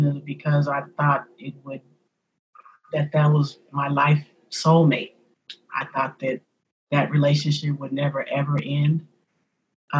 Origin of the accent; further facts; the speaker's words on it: San Francisco, California, United States; born and raised in San Francisco, being a native of San Francisco